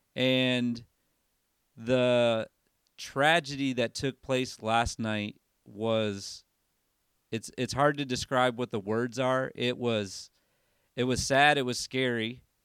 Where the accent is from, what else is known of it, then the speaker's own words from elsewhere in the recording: Michigan, United States; moved away as an adult; now in Tennessee, United States; I grew up in Michigan